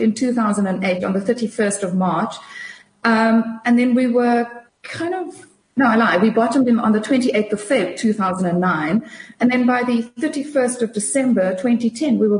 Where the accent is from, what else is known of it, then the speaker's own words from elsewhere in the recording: South Africa; As a South African investor